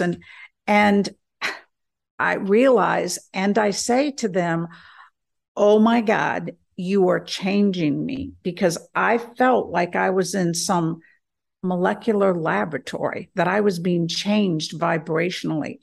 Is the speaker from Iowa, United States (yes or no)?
no; South Carolina, United States; accent: southern; I'm from South Carolina